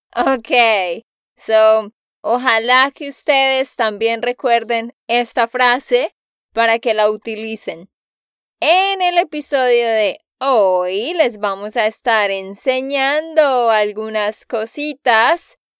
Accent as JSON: {"language": "Spanish", "region": "Santander", "country": "Colombia", "said": "de Santander, Colombia"}